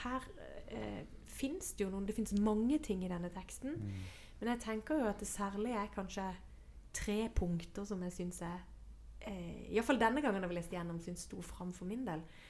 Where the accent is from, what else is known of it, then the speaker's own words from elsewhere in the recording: Sørlandet, Norway; jeg vokste opp med eh, På Sørlandet så er det jo sånn sørlendinger blir helst på Sørlandet